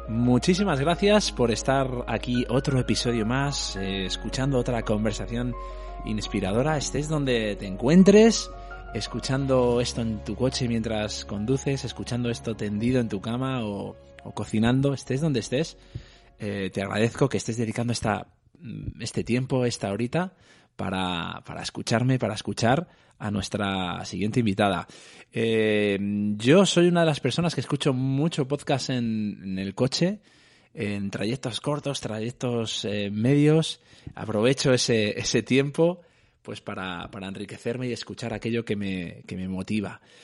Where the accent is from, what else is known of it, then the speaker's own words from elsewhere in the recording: Madrid, Community of Madrid, Spain; yo soy de Aluche